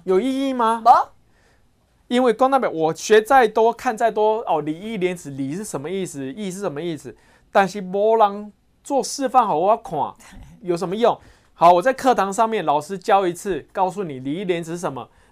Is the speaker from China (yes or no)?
no; Taiwan; 我们台湾人的那个品德教育